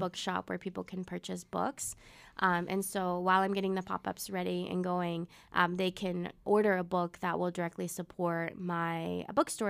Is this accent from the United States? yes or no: yes; Webb City, Missouri, United States; first language Spanish; English is a second language; I grew up in South of Missouri, Southwest Missouri, Webb City, um, like, ten minutes away from Joplin